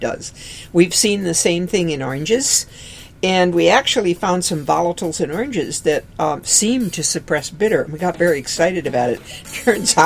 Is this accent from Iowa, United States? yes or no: no; Aberdeen, South Dakota, United States; I grew up in Aberdeen, South Dakota